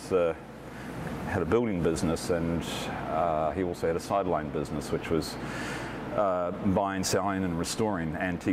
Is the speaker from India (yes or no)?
no; Auckland, New Zealand; moved away as an adult; now in Eugene, United States; I grew up in West Auckland, and at the time it was the biggest wine region.